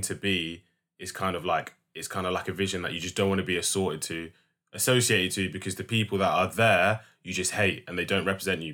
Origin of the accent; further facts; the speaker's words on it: London, United Kingdom; I'm very, very proud to be from London